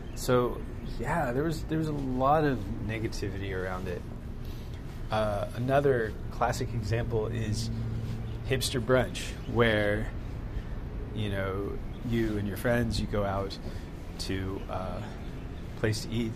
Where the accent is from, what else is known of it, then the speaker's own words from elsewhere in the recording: the South, United States; growing up in the South